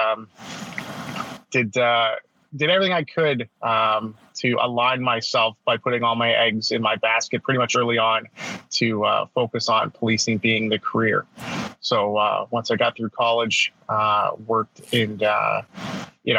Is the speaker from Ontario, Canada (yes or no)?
yes; north of Toronto, Ontario, Canada; I'm Canadian, so I was just born north of Toronto in Ontario, Canada, in the great year of 1979.